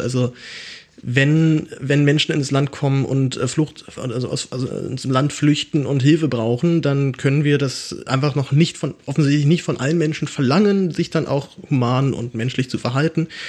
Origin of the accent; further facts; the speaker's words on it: Berlin, Germany; ich bin ja, bin ja Berliner